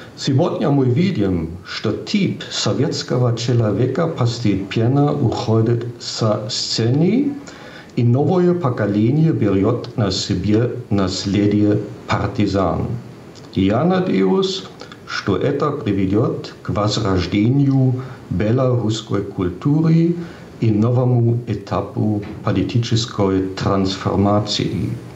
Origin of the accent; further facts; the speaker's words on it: Giessen, Hesse, Germany; Russian is a second language; мой родной город. Гисен совсем небольшой